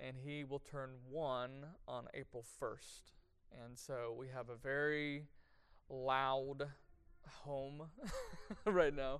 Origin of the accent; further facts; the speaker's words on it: Arlington, Texas, United States; also born or lived in Nashville, Tennessee; I grew up in Arlington